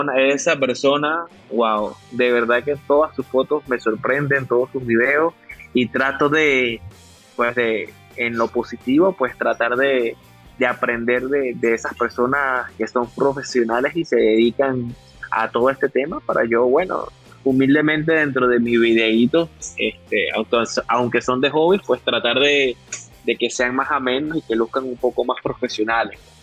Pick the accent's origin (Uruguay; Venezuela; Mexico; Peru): Venezuela; now in Dominican Republic; yo orgullosamente yo soy venezolano, pero así lo digo, orgullosamente yo vivo acá en República Dominicana